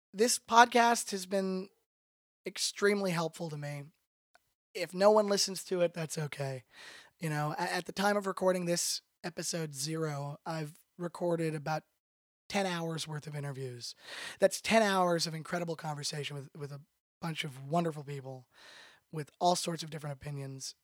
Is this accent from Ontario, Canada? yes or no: yes; Toronto, Ontario, Canada; moved away as an adult; now in Los Angeles, United States; I'm originally from Toronto, Canada. I've been in Los Angeles, California for the last four years